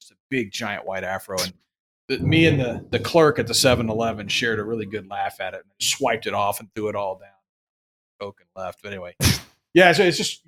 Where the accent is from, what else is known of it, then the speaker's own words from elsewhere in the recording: Houston, Texas, United States; I'm from Houston